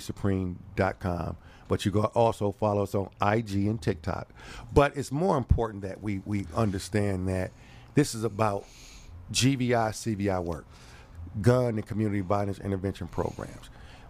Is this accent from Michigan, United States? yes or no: yes; Detroit, Michigan, United States; I'm from Detroit